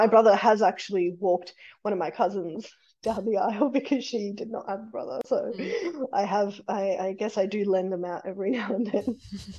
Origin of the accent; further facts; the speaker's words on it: Fiji; And I feel like all the proper Indians will come out, and Fijian Indians, which I'm Fijian Indian, but will come out and say my pronunciation is terrible.